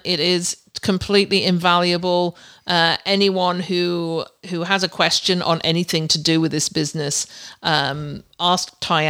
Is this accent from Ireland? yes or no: no; England, United Kingdom; moved away as an adult; now in Canada; when I came out from England to Canada back nearly 20 years ago to start doing this, I just bought everything cheap.